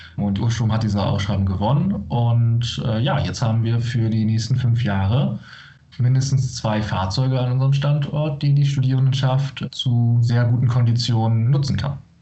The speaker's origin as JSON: {"language": "German", "region": "Bremen", "country": "Germany", "moved": "yes", "said": "Ich komme aus der Region Bremen"}